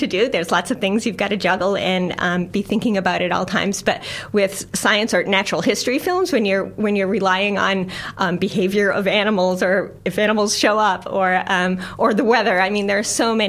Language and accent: English; United States; now in New Zealand; if you can't tell from my funny little accent, I'm not a Kiwi. I'm from the U.S.